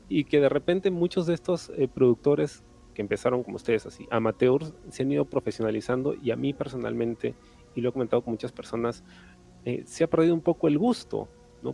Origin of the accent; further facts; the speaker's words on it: Peru; nosotros como peruanos